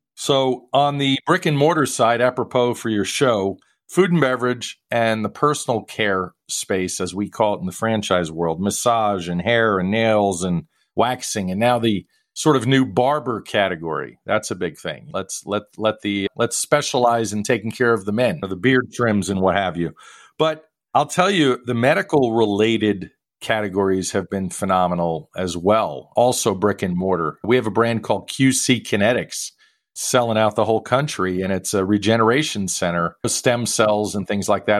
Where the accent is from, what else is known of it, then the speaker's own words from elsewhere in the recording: New York, United States; I grew up in New York